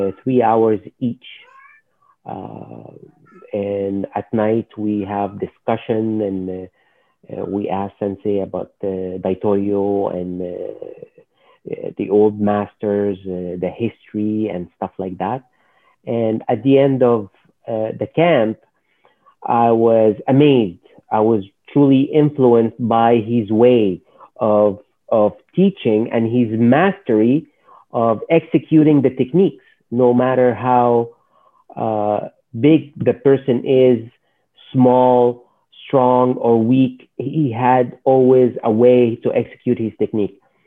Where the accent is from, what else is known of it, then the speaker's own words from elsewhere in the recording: Alexandria, Alexandria Governorate, Egypt; moved away as an adult; now in Montreal, Canada; I was born in Egypt, Alexandria, Egypt, and I started in Shotokan Karate for a short period of time. Then I was more involved in university when I was in the University of Alexandria.